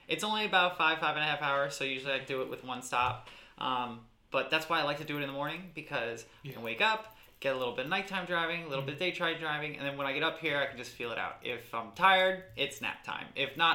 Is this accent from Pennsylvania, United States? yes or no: yes; Stroudsburg, Pennsylvania, United States; also born or lived in New Jersey; now in Richmond, United States; So I was always in Stroudsburg, always like in the Valley, always in the Poconos. So this is home to me.